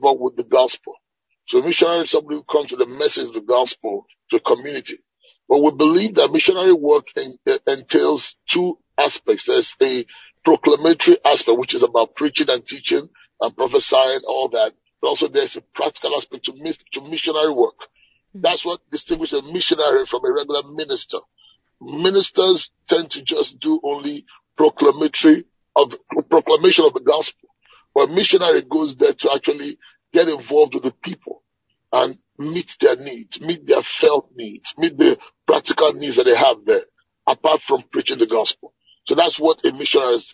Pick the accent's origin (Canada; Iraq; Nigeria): Nigeria; moved away as an adult; now in Atlanta, United States; I'm a Nigerian by birth. Okay, I grew up in Nigeria, but I've left Nigeria